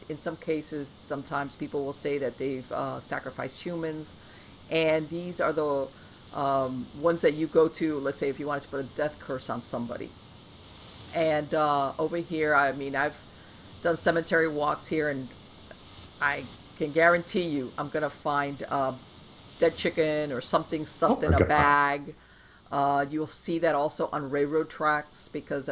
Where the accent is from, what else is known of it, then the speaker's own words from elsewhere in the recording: Miami, Florida, United States; I grew up here in Miami